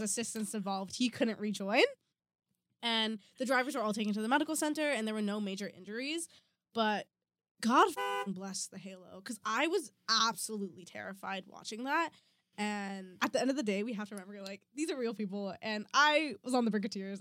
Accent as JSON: {"language": "English", "country": "Canada", "said": "We are Canadian"}